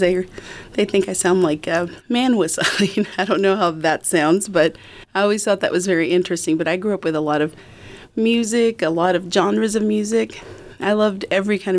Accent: Lubbock, Texas, United States; also born or lived in Dallas-Fort Worth, Texas / Washington, D.C.; I was actually born in Lubbock, but we moved away to the Dallas-Fort Worth area. But we moved back to Lubbock after the 1970

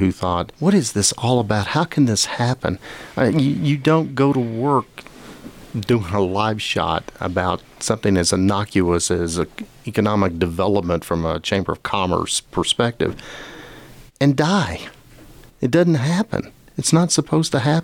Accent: Lubbock, Texas, United States; also born or lived in Madison, Wisconsin / Austin / San Diego / Phoenix; I grew up in Lubbock, and my family was affected by the 1970 tornado

